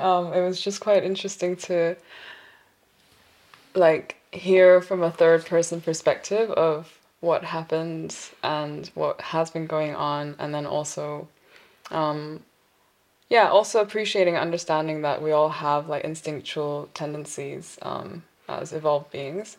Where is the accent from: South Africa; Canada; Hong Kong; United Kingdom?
Hong Kong; also born or lived in South Korea; now in Berlin, Germany; I'm originally from South Korea. Brought up in Hong Kong since I was 5. Currently living in Berlin for 4 years now.